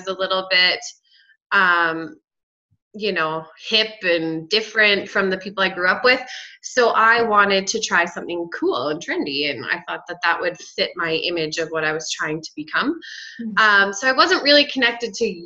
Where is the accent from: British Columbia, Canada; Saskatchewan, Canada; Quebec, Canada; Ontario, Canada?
Saskatchewan, Canada; moved away as an adult; now in Medicine Hat, Canada; I grew up in Saskatchewan, but moved here to go to college